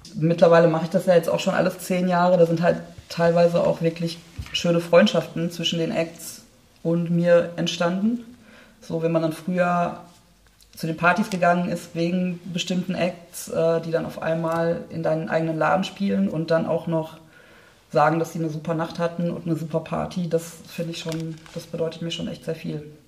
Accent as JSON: {"language": "German", "town": "Oberhausen", "region": "North Rhine-Westphalia", "country": "Germany", "tie": "born or raised there", "said": "ich komme ja ursprünglich aus Oberhausen"}